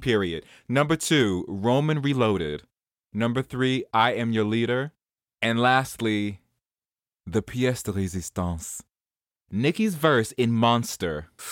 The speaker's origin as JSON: {"language": "English", "town": "New York City", "region": "New York", "country": "United States", "moved": "yes", "said": "I'm from Jamaica Queens."}